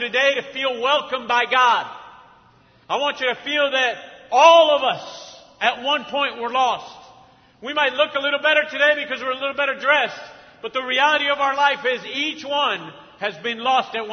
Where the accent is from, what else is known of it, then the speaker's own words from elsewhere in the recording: Argentina; also born or lived in Mexico; now in United States; I grew up in Argentina.